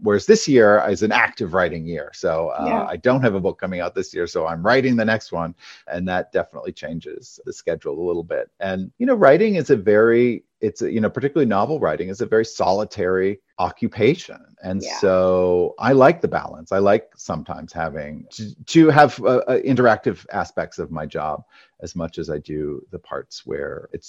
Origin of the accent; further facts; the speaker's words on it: Maine, United States; In Maine. So in a rural state, we had a house with a barn.